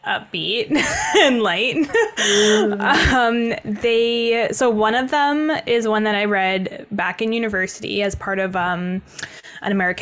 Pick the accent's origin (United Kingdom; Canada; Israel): Canada; Toronto, Ontario; I grew up in Toronto